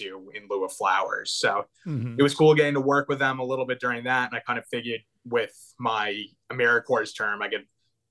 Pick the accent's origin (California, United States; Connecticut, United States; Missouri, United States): Connecticut, United States; Hartford; I grew up in Connecticut, just outside Hartford.